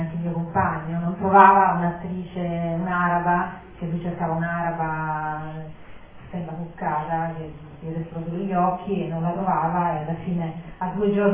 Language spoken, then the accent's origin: Italian; Venezuela; born there; io non sono nata a Monica, sono nata in Venezuela però appunto mio papà è di Modica, mia mamma è di Torino